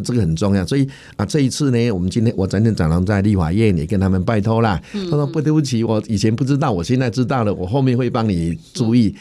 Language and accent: Chinese; Changhua County, Taiwan; 在我们彰化这边呢